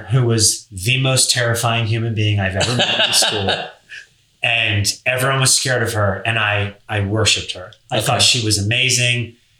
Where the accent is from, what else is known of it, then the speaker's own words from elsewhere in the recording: Delaware, United States; I'm from Delaware. That's where I grew up. Yeah. That's where I went to high school.